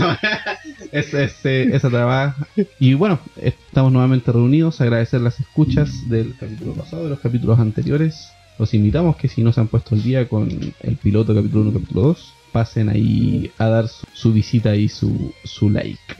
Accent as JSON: {"language": "Spanish", "country": "Chile", "said": "Me sentí extranjero en mi país"}